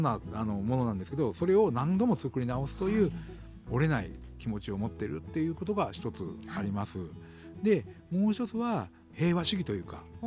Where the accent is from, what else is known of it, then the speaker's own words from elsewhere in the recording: Kushiro, Hokkaido, Japan; 地元の釧路